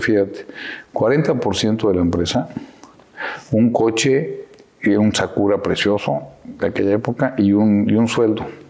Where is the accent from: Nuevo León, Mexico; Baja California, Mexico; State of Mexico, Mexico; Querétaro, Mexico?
Querétaro, Mexico; also born or lived in Orizaba, Veracruz / Mexico City; nací en Orizaba en el 69, tengo 53 años. Y, llegamos a Querétaro cuando yo tenía nueve años. Llevo 44 años ya viviendo en Querétaro